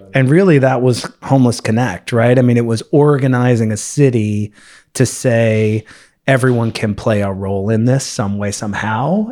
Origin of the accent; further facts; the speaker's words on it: Los Angeles, California, United States; also born or lived in Manhattan, New York / Boston; now in San Francisco, United States; I mainly grew up in Los Angeles, but from New York originally